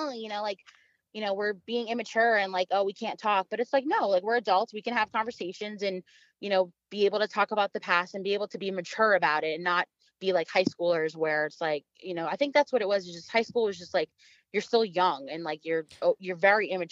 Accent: Long Island, New York, United States; moved away; we're from Long Island, you know, in New York, and we literally grew up maybe 30, 40 minutes away from each other, in Long Island

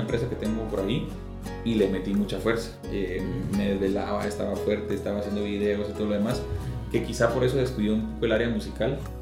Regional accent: Guatemala; soy de Guatemala, pues estoy orgulloso de ser guatemalteco

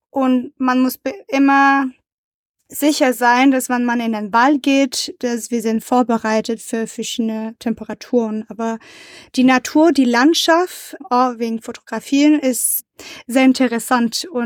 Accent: Canada; German is a second language; Ich komme aus Kanada. Wenn man hört ein bisschen meine Stimme an oder meine Deutsch ist nicht perfekt

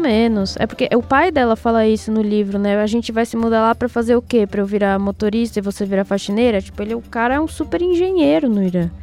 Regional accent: Brazil; moved away; quando eu saí do Brasil, eu não era mais amarela, eu era uma brasileira

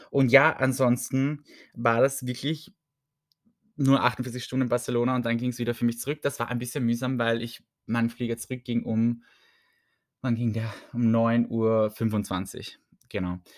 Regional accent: Vienna, Austria; ich sage es echt, ich komme aus Wien, ich kann nicht so viel abschrecken an Unfreundlichkeit, dachte ich immer.

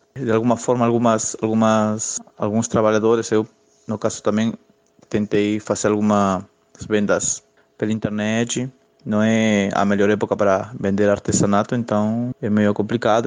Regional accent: Peru; Portuguese is a second language; now in Brazil; eu sou peruano, eu sou um imigrante aqui no Brasil

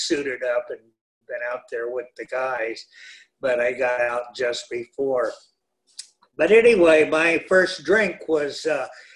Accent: San Gabriel Valley, Greater Los Angeles, California, United States; I was born and raised in Southern California, Greater LA, and went to school here

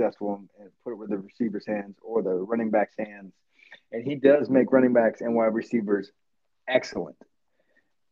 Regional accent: California, United States; I'm a born and raised California boy myself

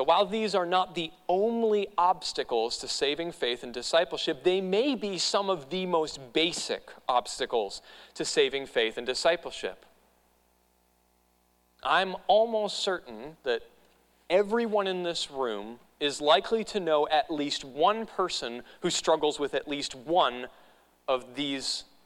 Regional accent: New England, United States; moved away; I grew up in New England

